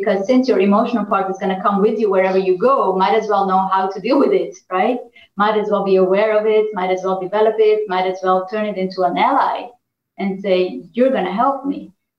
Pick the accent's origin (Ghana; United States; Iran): Iran; born there; Now, I was born in Iran. I speak a little bit of Farsi, but not that much. I'm not Iranian, but I'm Armenian.